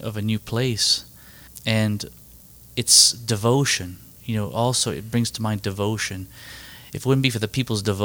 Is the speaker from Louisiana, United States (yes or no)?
yes; Cow Island, Louisiana, United States; I'm originally from a place called Cow Island